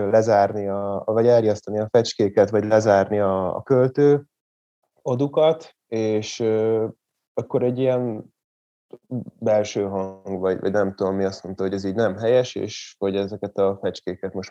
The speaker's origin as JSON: {"language": "Hungarian", "town": "Nagymaros", "region": "Pest", "country": "Hungary", "tie": "born or raised there", "also_born_or_lived": "Kismaros / Zebegény", "said": "Nagymaroson nőttem föl, de az általános iskolát már Kismaroson fejeztem be, aztán átköltöztem Zebegénybe, most megint Nagymaroson lakok, de nem sokára megint visszaköltözök Zebegénybe"}